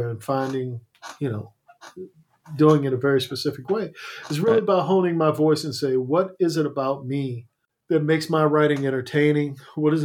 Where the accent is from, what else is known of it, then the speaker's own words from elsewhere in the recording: Crownsville, Maryland, United States; a black mental asylum in my hometown.